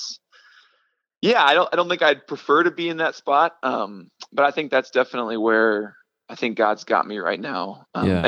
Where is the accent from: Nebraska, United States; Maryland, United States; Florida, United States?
Nebraska, United States; Omaha; moved away as an adult; now in Denver, United States; I grew up in Nebraska